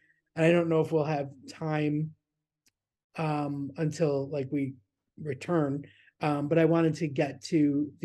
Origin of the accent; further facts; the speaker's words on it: Niagara Falls, New York, United States; moved away as an adult; also born or lived in Florida; I grew up in Niagara Falls on the New York side. And I was there until I was 17, 18